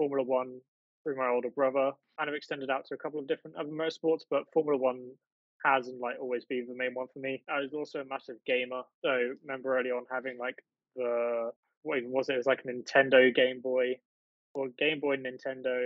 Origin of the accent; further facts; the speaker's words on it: East of England, United Kingdom; I'm from the UK. I live in the east of England, fortunate enough to live in the countryside or a rural area, very close to the seaside. So yeah, I've lived here all my life.